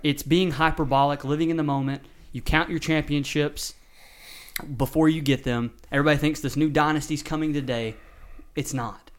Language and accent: English; Texas, United States; moved away; I'm from Texas